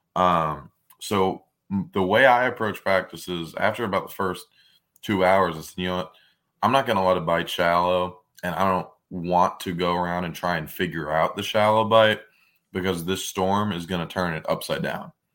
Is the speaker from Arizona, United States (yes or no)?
no; Brielle, New Jersey, United States; I grew up in Brielle, New Jersey